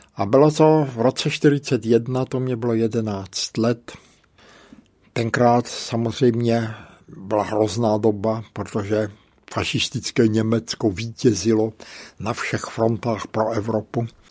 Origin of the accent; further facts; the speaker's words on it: Brno, South Moravian Region, Czechia; also born or lived in Bohemia / Hodonín / Břeclav; Moje maminka byla tenkrát na nějaké operaci v úrazové nemocnici tady v Brně